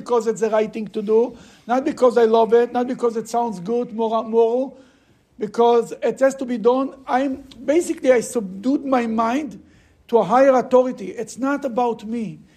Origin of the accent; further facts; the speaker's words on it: Russia; moved away; I'm coming from Russia